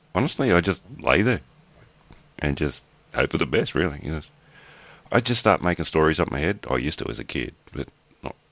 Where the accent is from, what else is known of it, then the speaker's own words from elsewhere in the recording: Australia; I'm Australian